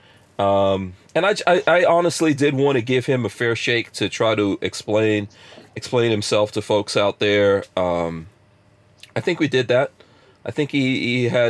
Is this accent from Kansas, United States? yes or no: no; New York City, New York, United States; moved away; also born or lived in Florida; I grew up in a place called Far Rockaway in New York, which was pretty hood in the 80s when I grew up there.